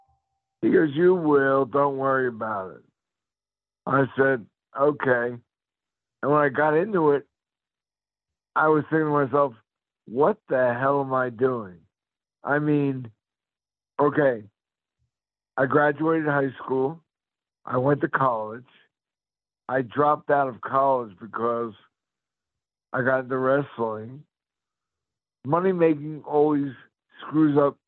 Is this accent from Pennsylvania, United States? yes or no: yes; Philadelphia, Pennsylvania, United States; moved away; also born or lived in Los Angeles County; growing up in Philadelphia